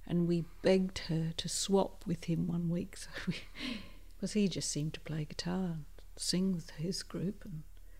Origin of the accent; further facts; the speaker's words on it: Barossa, South Australia, Australia; I'm from the Barossa